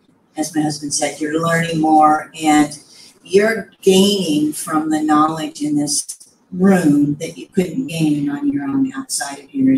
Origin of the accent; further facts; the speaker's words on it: Tennessee, United States; from the Central Tennessee area, locally here